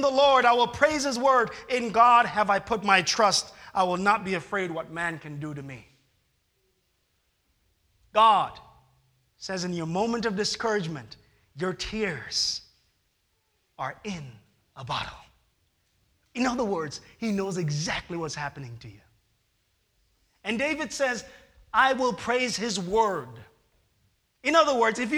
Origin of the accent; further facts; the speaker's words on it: Jamaica; moved away; I am a Jamaican